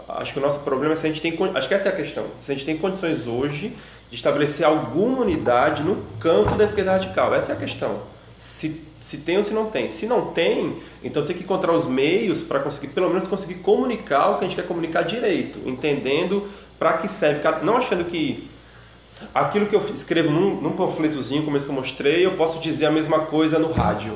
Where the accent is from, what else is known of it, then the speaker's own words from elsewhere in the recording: Brazil; lá na minha cidade, no interior do Brasil